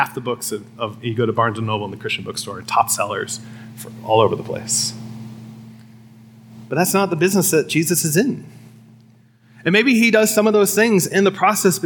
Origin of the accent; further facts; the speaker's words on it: Midwest, United States; as a Midwesterner